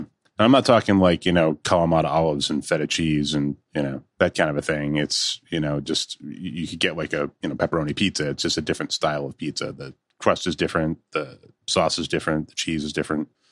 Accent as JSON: {"language": "English", "region": "Connecticut", "country": "United States", "tie": "born or raised there", "moved": "yes", "said": "where I grew up in Connecticut"}